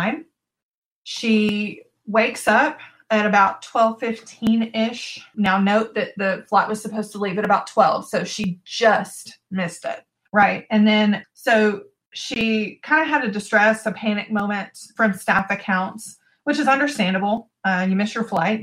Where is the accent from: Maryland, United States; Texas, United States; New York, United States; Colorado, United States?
Texas, United States; I'm from Texas.